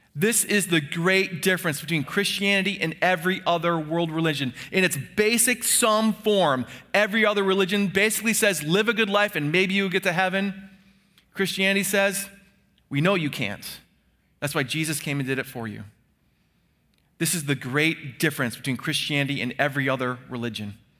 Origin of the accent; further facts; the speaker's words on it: United States; we who are Americans